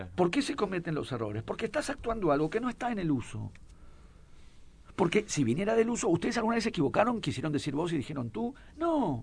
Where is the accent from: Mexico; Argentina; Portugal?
Argentina; Buenos Aires; yo soy porteño